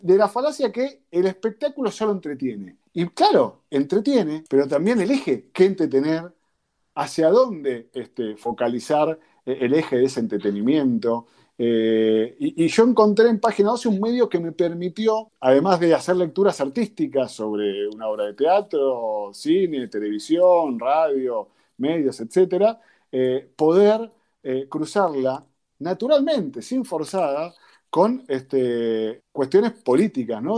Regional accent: Quilmes, Buenos Aires Province, Argentina; also born or lived in Avellaneda; now in Berazategui, Argentina; soy de Zona Sur, de Quilmes ahora estoy viviendo en Perazategui

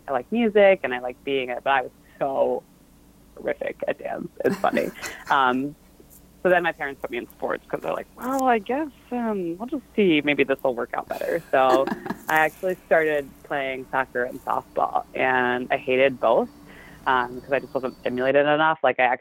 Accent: Baltimore, Maryland, United States; also born or lived in Philadelphia, Pennsylvania; I grew up in Baltimore, Maryland, north of the suburbs in the middle of nowhere. And my family was from Philly. So I actually was born in Philly

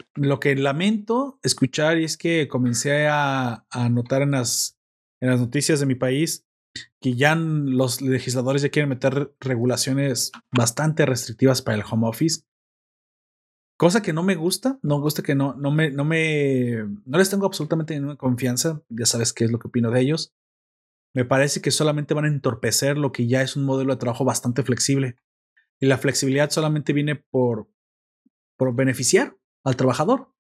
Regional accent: Mexico; como mexicano

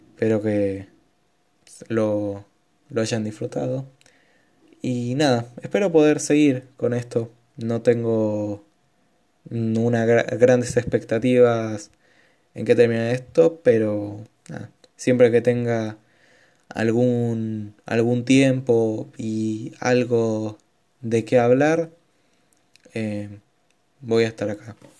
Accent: Argentina; soy de Argentina

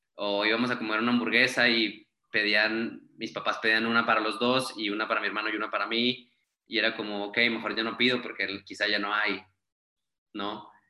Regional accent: Saltillo, Coahuila, Mexico; moved away as an adult; now in Mexico City, Mexico; soy de Saltillo, Coahuila, eh, tengo ya viviendo en la Ciudad de México cinco años

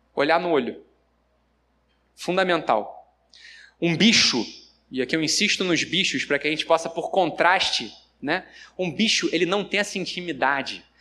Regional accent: Rio de Janeiro, Brazil; Eu sou carioca

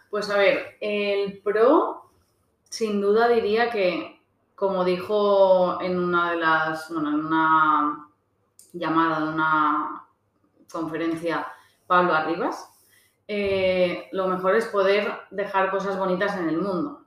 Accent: Valencian Community, Spain; also born or lived in Australia; yo soy valenciana

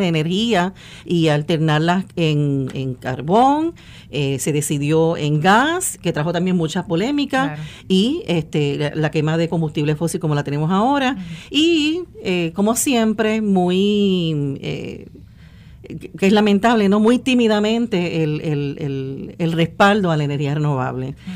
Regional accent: Puerto Rico; somos puertorriqueños contra puertorriqueños

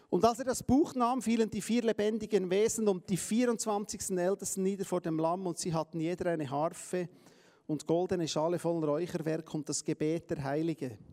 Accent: Palestine; Wir sind Palästinenser. Wir, sind, wir gehören zu den Heiden.

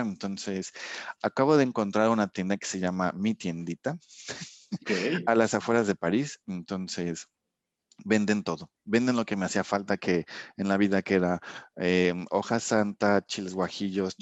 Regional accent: Mexico; also born or lived in Dijon, France; yo no soy de aquí, soy mexicano

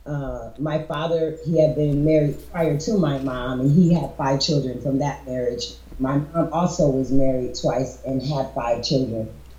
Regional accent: New Britain, Connecticut, United States; That's original, born and raised

